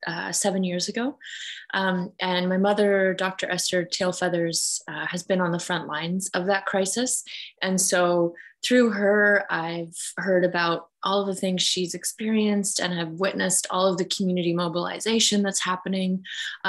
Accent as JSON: {"language": "English", "area": "Kainai", "region": "southern Alberta", "country": "Canada", "said": "I am Blackfoot from Gana or Kainai in southern Alberta"}